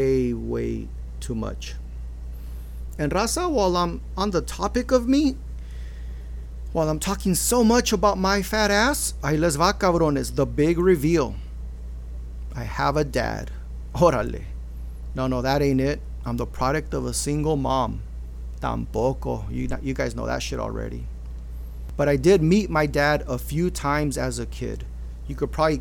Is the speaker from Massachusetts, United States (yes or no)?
no; Maywood, California, United States; also born or lived in Los Angeles; being born in LA, growing up in Maywood